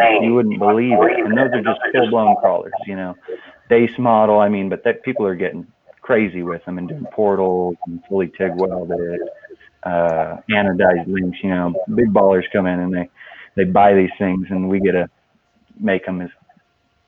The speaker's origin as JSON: {"language": "English", "town": "Cortez", "region": "Colorado", "country": "United States", "tie": "born or raised there", "also_born_or_lived": "Moab, Utah", "said": "my hometown, Cortez"}